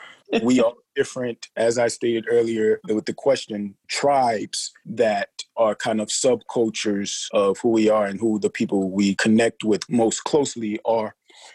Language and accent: English; Jamaica; Us being Jamaican, like … said, I'm a ….